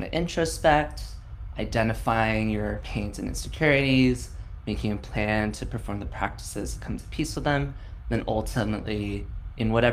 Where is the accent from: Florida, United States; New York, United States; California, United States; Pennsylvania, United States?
California, United States; San Francisco; I was born and raised in San Francisco